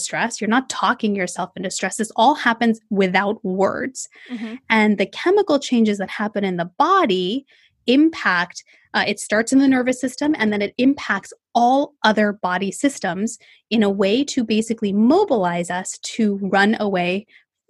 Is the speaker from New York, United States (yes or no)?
no; Bay Area, California, United States; I am from the Bay Area in California, born and raised here, never left